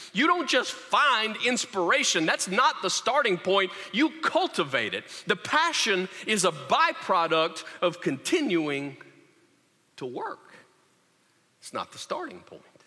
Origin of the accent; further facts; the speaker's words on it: Louisiana, United States; I said, Louisiana